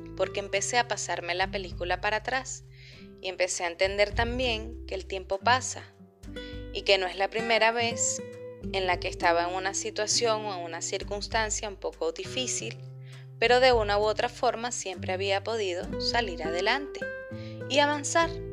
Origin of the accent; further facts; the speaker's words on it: Venezuela; moved away as an adult; now in Chile; soy periodista, venezolana, emigrante, vivo en Chile desde hace tres años